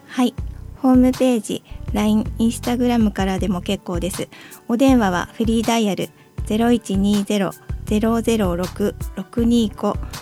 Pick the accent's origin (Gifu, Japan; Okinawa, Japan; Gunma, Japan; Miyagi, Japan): Miyagi, Japan; Sendai; 生まれも育ちも仙台なので